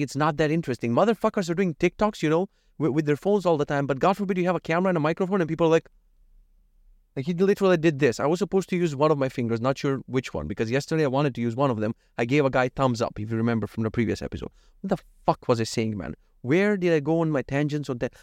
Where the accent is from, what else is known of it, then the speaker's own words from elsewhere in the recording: North Macedonia; From Macedonia